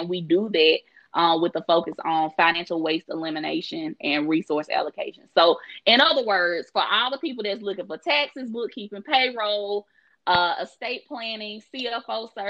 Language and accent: English; Jackson, Alabama, United States; accent: country; now in Atlanta, United States; So I'm originally from Jackson, Alabama, which is an hour above Mobile, Alabama.